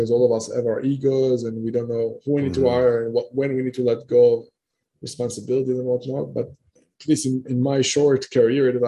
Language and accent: English; Israel; moved away; I'm coming originally from Israel. Right now I'm coming all over the place